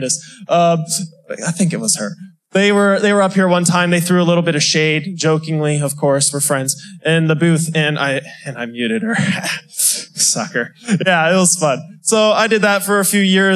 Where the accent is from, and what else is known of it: Newport News, Virginia, United States; born or raised there; moved away